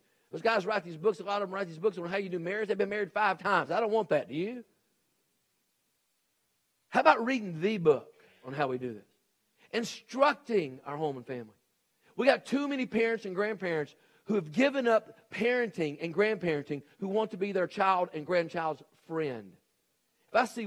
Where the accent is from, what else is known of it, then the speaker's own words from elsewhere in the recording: Nashville, Tennessee, United States; moved away; also born or lived in Texas; when I grew up in Nashville, Tennessee, we had a garage